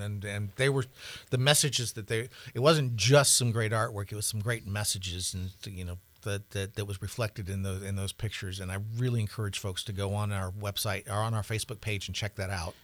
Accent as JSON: {"language": "English", "region": "the South", "country": "United States", "tie": "born or raised there", "moved": "yes", "lives_now": "Montana, United States", "said": "I grew up in the South"}